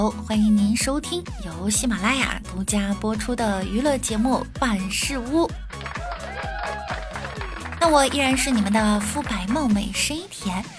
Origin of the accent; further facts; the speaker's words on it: Beijing, China; 虽然我是一个北京人。